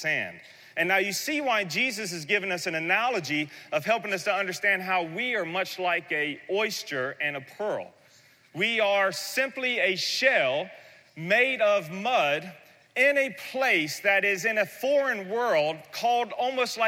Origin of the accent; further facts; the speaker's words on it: the South, United States; I'm from the South, and I understand oysters because we have incredible oyster beds there